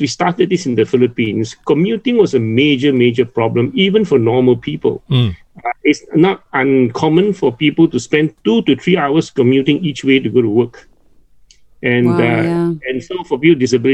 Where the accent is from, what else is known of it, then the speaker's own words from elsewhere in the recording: Penang, Malaysia; moved away; I'm originally from Penang.